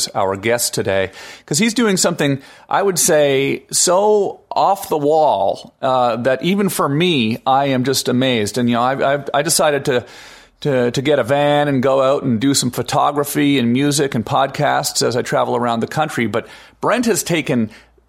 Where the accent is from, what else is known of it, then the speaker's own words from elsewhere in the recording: Canada; now in United States; I am Canadian, after all, and American